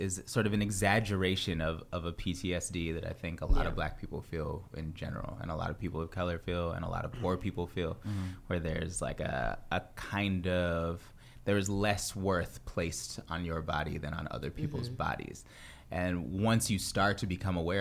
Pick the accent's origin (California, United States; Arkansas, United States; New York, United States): California, United States; Bay Area; born or raised there; also born or lived in Providence